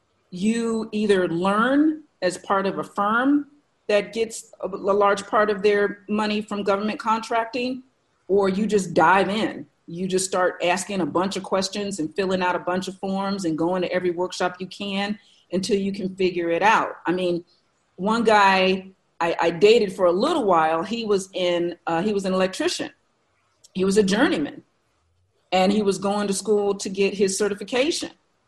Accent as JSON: {"language": "English", "region": "Maryland", "country": "United States", "tie": "born there", "said": "I'm a military brat. I've been inside the government since birth. I was born on Andrews Air Force Base."}